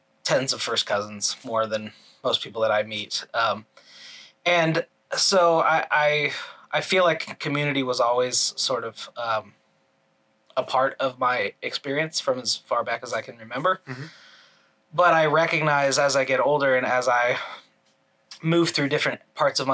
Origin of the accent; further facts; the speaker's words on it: Orlando, Florida, United States; moved away as an adult; also born or lived in Illinois; now in New York City, United States; I grew up mostly in Florida, went to university in Florida